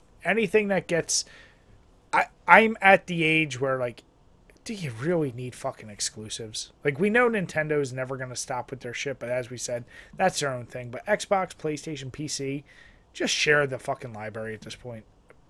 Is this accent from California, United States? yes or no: no; New York, United States; Like, no, I've just always loved them because I grew up in New York in this area, and I just love them.